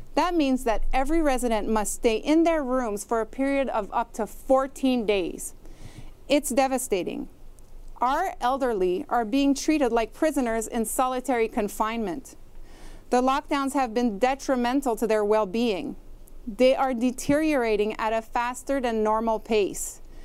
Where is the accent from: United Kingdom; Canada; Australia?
Canada; as Canadian citizens